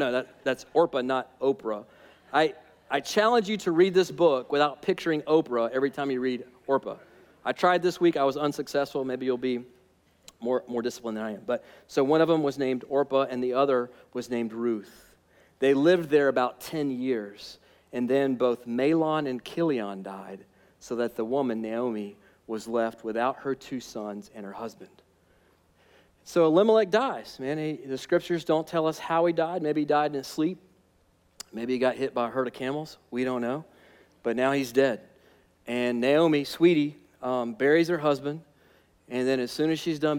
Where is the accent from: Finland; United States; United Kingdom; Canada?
United States; Alabama; I'm from Alabama